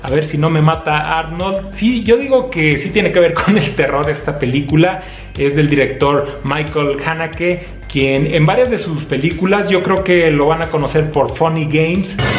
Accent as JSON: {"language": "Spanish", "region": "Zacatecas", "country": "Mexico", "said": "desde Zacatecas, México"}